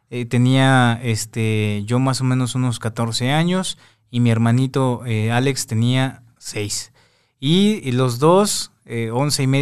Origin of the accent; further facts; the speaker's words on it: Veracruz, Mexico; somos de, de Veracruz mi, papá es de Guanajuato, mi mamá de Veracruz, entonces pues viajamos mucho a este tipo de lugares.